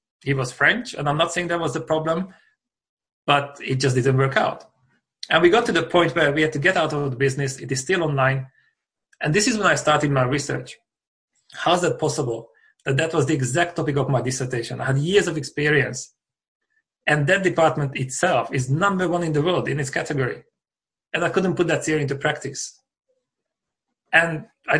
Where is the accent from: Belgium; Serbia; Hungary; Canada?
Hungary; moved away as an adult; now in Brighton, United Kingdom; I grew up in Hungary in a small village, and then I came to the UK for a summer, but that was 16 years ago, and I'm still here